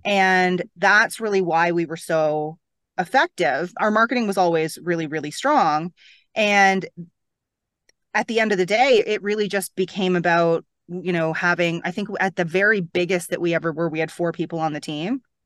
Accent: Toronto, Ontario, Canada; moved away as an adult; now in Bahamas; I'm from Toronto

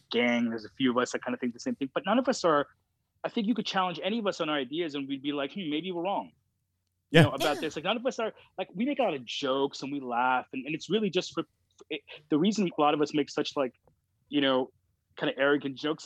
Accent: Canada

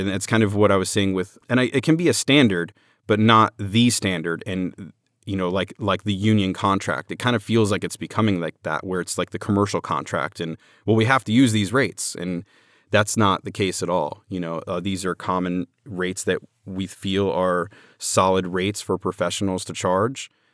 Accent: Orlando, Florida, United States; I'm from Orlando

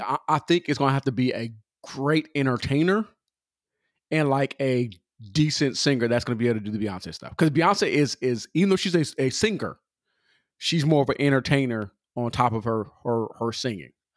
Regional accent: California, United States; I'm from Cali.

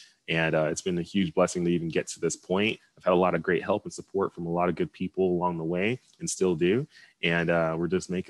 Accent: Dallas, Texas, United States; Originally, I'm from Dallas, Texas. Both of my parents immigrated from Nigeria to the U.S. back in the 80s before having me and my two brothers and my sister, and decided that Dallas was going to be home.

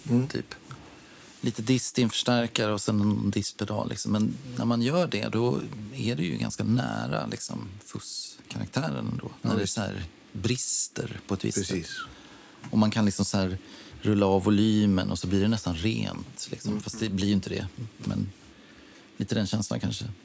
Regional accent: Orminge, Stockholm County, Sweden; born or raised there

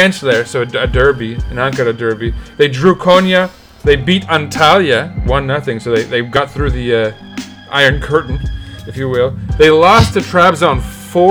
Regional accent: New York, United States; As a New Yorker

